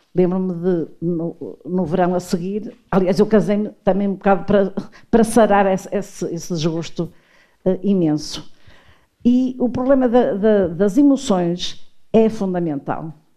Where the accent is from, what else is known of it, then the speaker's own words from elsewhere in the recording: Porto, Norte, Portugal; sou tripeira.